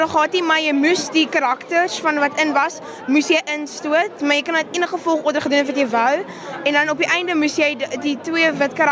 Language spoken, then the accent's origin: Afrikaans; Durbanville, Western Cape, South Africa; ek's van Kere Durbanville.